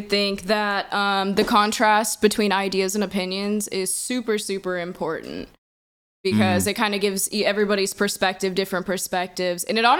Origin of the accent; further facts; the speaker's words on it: Kansas City, Missouri, United States; also born or lived in Lawrence; So I'm from Kansas City originally, the Northland. I've kind of moved in back and forth between Lawrence and Casey a lot.